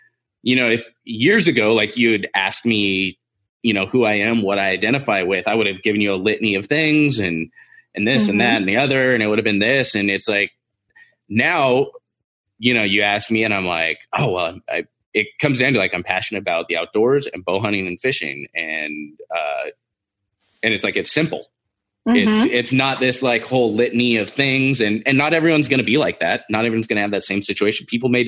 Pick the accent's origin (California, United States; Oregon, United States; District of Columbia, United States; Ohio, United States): California, United States; Well, so I grew up in Southern California.